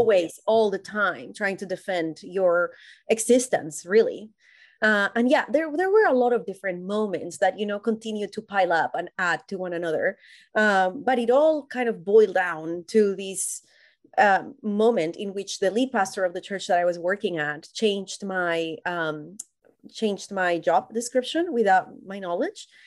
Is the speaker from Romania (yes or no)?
no; Colombia; moved away as an adult; now in United States; I was born and raised in Colombia, and I moved to the U S when I was about twenty-five